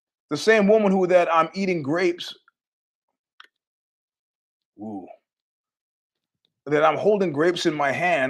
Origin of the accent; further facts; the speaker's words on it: New York City, New York, United States; a New Yorker